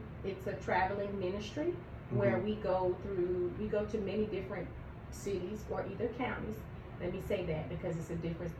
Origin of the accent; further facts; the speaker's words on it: Pennsylvania, United States; now in Atlanta, United States; I'm originally from Pennsylvania. I'm not from Georgia originally, but my mom is, so she brought us here.